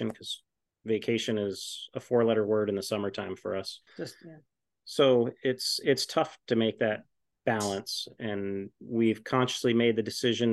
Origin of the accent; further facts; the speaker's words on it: Essex Junction, Vermont, United States; I grew up in Essex Junction, and in Essex Junction, there was one sugar house